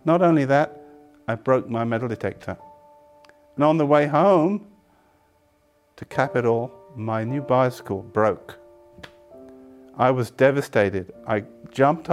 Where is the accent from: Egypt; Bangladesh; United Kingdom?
United Kingdom; England; I was born in England to Catholic parents.